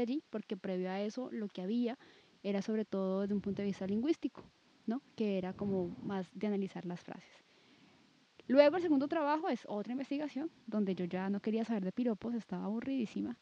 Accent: Cali, Valle del Cauca, Colombia; Pues yo soy de Cali, viví en Cali muchísimo tiempo, luego me fui, pero luego regresé también

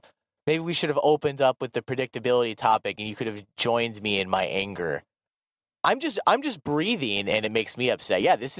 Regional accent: Iowa, United States; moved away as an adult; now in South Korea; growing up in Iowa in the Midwest

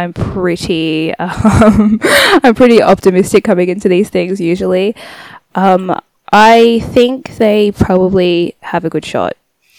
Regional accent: Sydney, New South Wales, Australia; I grew up in South Sydney, again, NRL Highland, St. George area

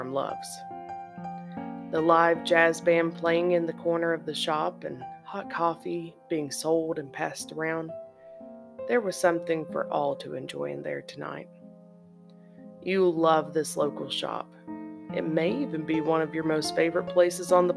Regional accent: Eastern Kentucky, United States; my hometown and area of Eastern Kentucky

